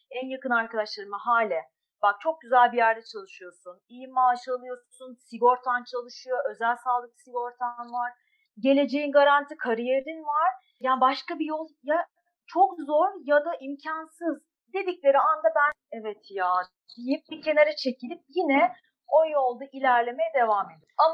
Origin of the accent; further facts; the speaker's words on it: İzmir, Turkey; 1982 İzmir doğumluyum.